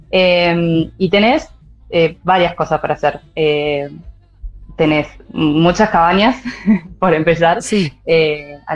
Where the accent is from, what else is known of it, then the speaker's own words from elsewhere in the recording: San Luis, Argentina; moved away as an adult; now in Córdoba, Argentina; Yo soy de San Luis Capital, pero ahora vivo en Córdoba hace casi 10 años.